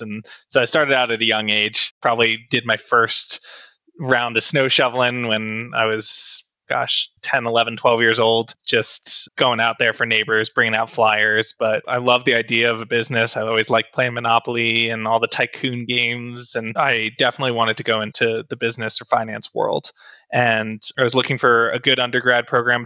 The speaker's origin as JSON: {"language": "English", "region": "New Jersey", "country": "United States", "tie": "born or raised there", "also_born_or_lived": "Texas / Utah", "moved": "as an adult", "lives_now": "Colorado, United States", "said": "grew up in New Jersey and I was there my entire childhood up until I turned 18."}